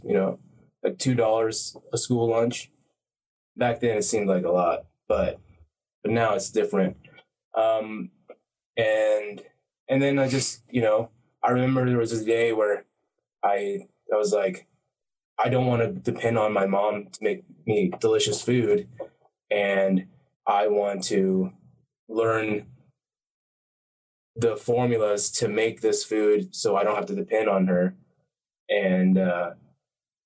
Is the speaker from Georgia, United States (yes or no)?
yes; Snellville, Georgia, United States; I am a Thai American, grew up in Georgia, Snellville, Georgia